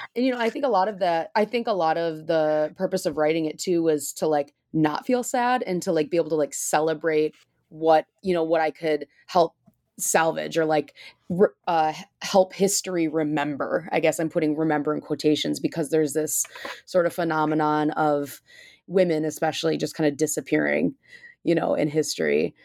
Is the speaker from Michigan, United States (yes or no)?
yes; Michigan, United States; now in Chicago, United States; I'm from Michigan and I live in Chicago